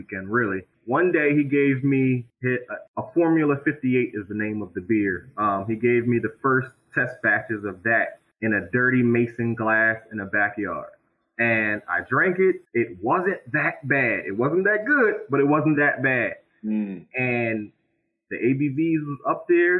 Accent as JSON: {"language": "English", "town": "Philadelphia", "region": "Pennsylvania", "country": "United States", "tie": "born or raised there", "moved": "yes", "lives_now": "Harrisburg, United States", "said": "me and … are born and raised in Philadelphia. We're both transplants to Harrisburg"}